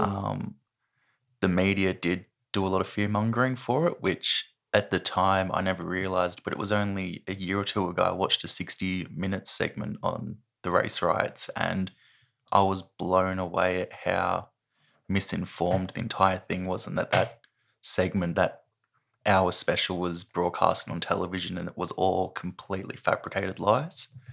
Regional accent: Sydney, New South Wales, Australia; moved away as an adult; now in Launceston, Australia; I was born in, I think it's the Royal Women's Hospital in Sydney. and I grew up just south of Sydney in a place called Carringbah

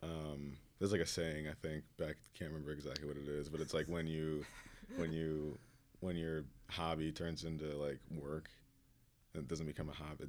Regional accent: Waukesha, Wisconsin, United States; I'm from Waukesha

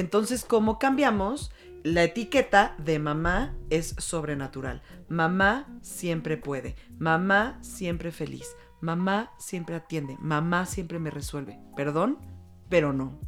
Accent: Mexico; como mujeres mexicanas

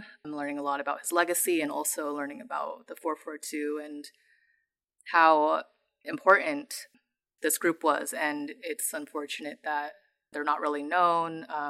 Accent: San Jose, California, United States; I am from San Jose, California, and I am based in the Bay Area.

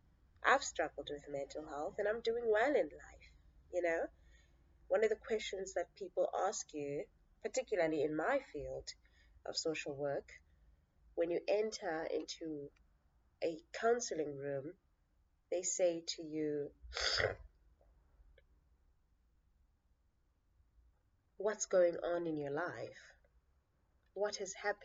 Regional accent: Cape Town, Western Cape, South Africa; born and raised in the Nyanga Township in Cape Town

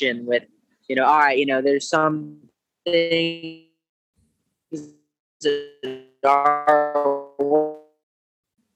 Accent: Georgia, United States; also born or lived in Lake Tahoe; now in Carlsbad, United States; a skateboarder growing up in Georgia

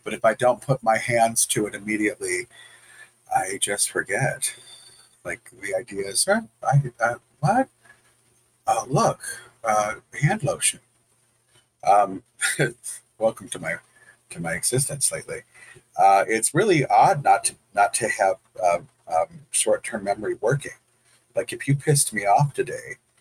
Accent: Detroit, Michigan, United States; I'm from Detroit

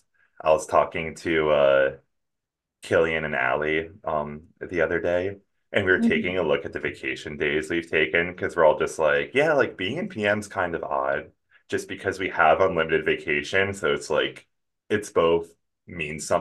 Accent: New Jersey, United States; also born or lived in Philadelphia, Pennsylvania; now in Miami, United States; growing up in New Jersey and like Philadelphia

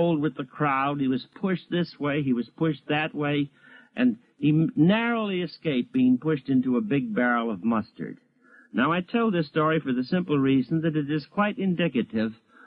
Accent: Chicago, Illinois, United States; Back in 1915, I was a boy in Chicago

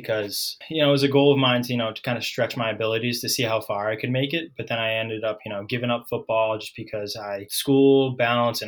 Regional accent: Ipswich, Massachusetts, United States; I grew up in a small town north of Boston, Ipswich, Mass

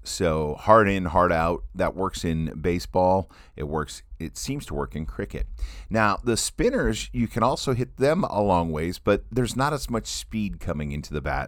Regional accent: Midwest, United States; growing up in the Midwest

